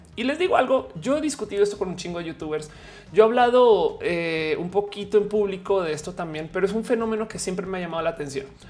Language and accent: Spanish; Mexico; also born or lived in Santa Fe, Mexico City; como mexicanos